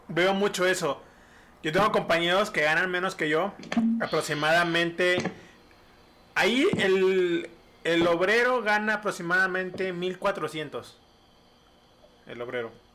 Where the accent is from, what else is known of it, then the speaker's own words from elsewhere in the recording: Mexico; somos mexicanos